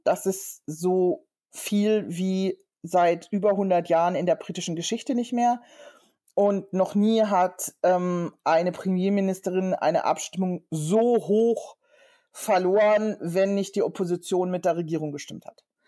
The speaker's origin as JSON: {"language": "German", "country": "Germany", "tie": "born or raised there", "moved": "as an adult", "lives_now": "London, United Kingdom", "said": "bin eigentlich ähm, ja, gebürtige Deutsche und habe seit einem Jahr auch die britische Staatsangehörigkeit"}